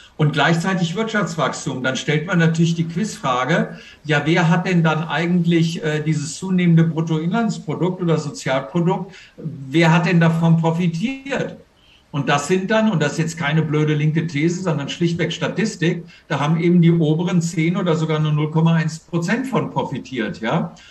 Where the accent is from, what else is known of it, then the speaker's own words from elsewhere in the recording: Germany; als Deutsche